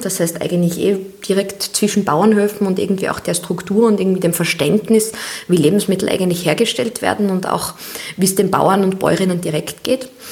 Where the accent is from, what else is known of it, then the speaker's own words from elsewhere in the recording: Austria; als Mädchen in Österreich